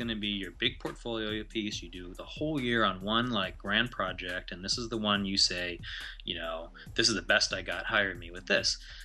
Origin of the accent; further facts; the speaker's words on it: Ohio, United States; also born or lived in India; I grew up in Ohio